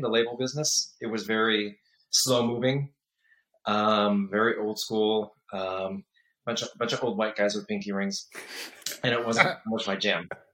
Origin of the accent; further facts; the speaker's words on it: San Diego, California, United States; also born or lived in Michigan / Los Angeles; I was born in Michigan, raised in San Diego